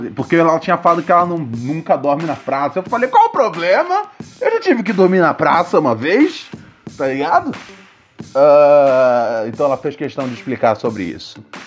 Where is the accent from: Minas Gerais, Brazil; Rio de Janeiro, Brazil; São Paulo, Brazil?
Rio de Janeiro, Brazil; da área onde eu cresci, no Morro do Adeus